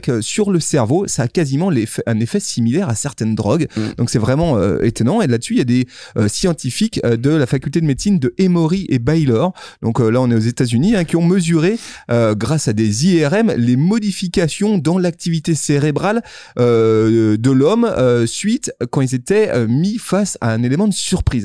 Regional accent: Lyon, Auvergne-Rhône-Alpes, France; chez nous à Lyon

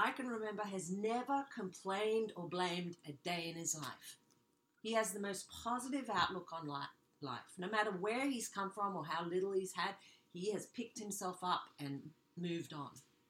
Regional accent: Bondi, New South Wales, Australia; born there; I was born in Bondi, Australia.

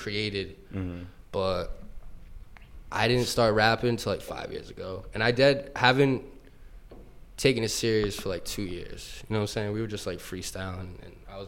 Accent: Burrillville, Rhode Island, United States; also born or lived in Providence; We're from Rhode Island, all my boys here. We're from Burrville.

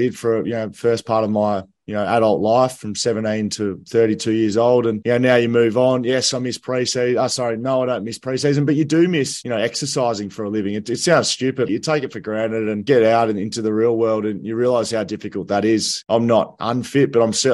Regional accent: Grovedale, Victoria, Australia; I used to go down to the Video Easy in Grovedale, which is where I grew up in Victoria

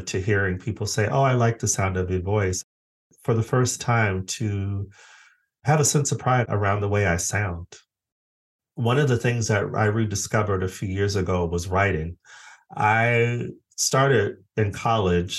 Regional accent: Phoenix, Arizona, United States; also born or lived in Los Angeles, United States / Stockholm, Sweden; now in Brighton, United Kingdom; I'm originally from Phoenix, Arizona

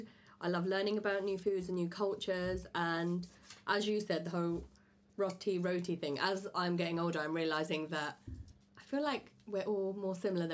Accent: London, United Kingdom; growing up in South London, obviously I've mixed with people from different backgrounds

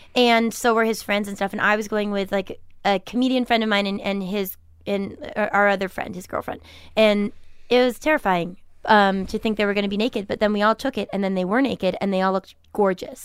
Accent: Milton, Massachusetts, United States; I'm from Milton, Massachusetts

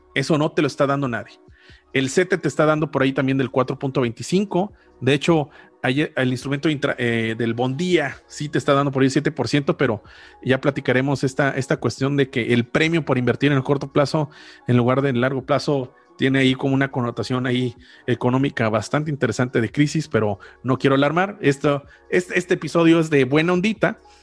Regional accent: Mexico; yo como mexicano, residente en México

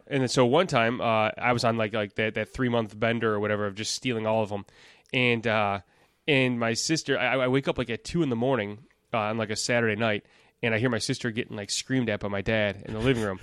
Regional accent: Elk Grove Village, Illinois, United States; now in Itasca, United States; I was born in Elk Grove Village, which is, uh, ten minutes north

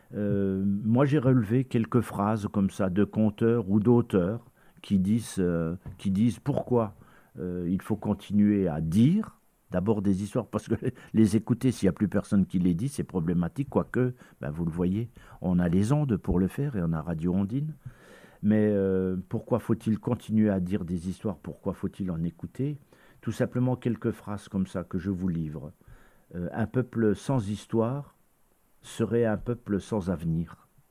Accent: Lorraine, Grand Est, France; chez nous en Lorraine

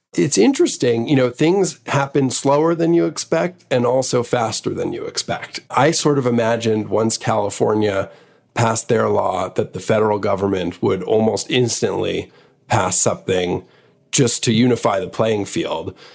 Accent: Montreal, Quebec, Canada; moved away as an adult; also born or lived in New York; I was born in New York, but really grew up in Montreal from seven till college

